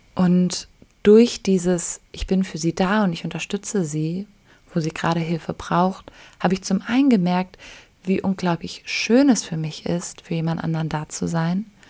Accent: Germany; now in Bali, Indonesia; ich als Deutsche

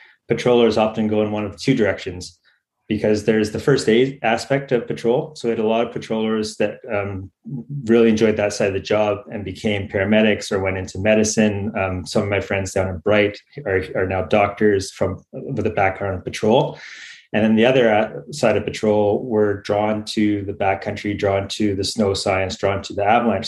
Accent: Ontario, Canada; now in Australia; I grew up in Ontario

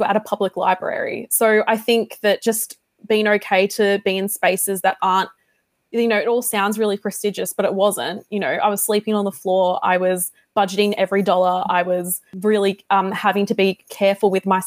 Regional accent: Melbourne, Victoria, Australia; I'm also incredibly privileged, like incredibly privileged to be born and raised in Australia

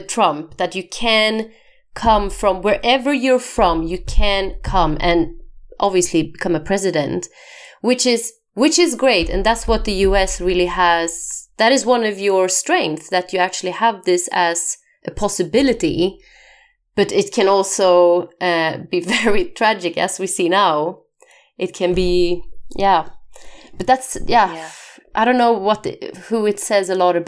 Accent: Sweden; also born or lived in France / Indonesia; now in Spain; I'm from Sweden, actually. And then I lived in France for a few years, and then in Indonesia for a few years. And now I'm in Spain.

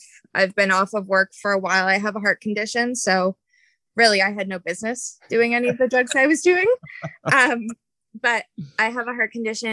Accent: Ontario, Canada; I grew up in Ontario, Canada

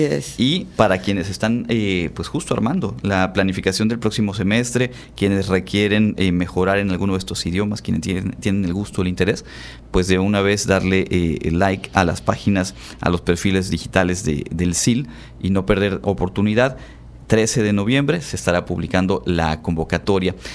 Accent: Yucatán, Mexico; aquí en nuestra, en nuestra región, por supuesto, somos orgullosos del Hanalpichán

